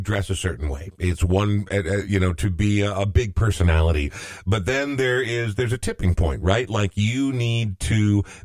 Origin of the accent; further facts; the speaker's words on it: Coon Rapids, Minnesota, United States; I grew up in Coon Rapids, which was about as monochrome as you can imagine